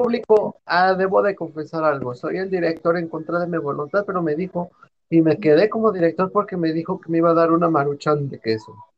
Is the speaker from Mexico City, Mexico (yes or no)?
yes; Mexico City, Mexico; soy de, yo Iztapalacra, güey, de Iztapalapa